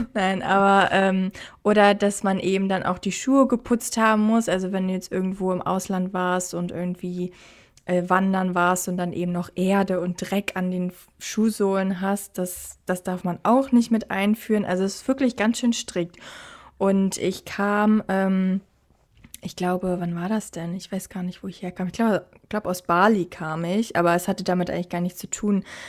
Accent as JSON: {"language": "German", "country": "Germany", "moved": "as an adult", "lives_now": "Australia", "said": "bei uns in Deutschland so gefühlt in meinem Freundeskreis, da, also als ich noch in Deutschland war"}